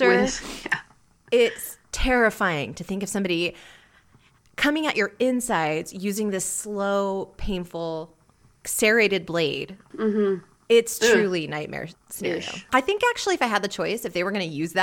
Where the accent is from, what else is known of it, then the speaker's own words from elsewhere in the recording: Houston, Texas, United States; moved away; this was in the Houston Medical Center, which is a great medical center in my hometown.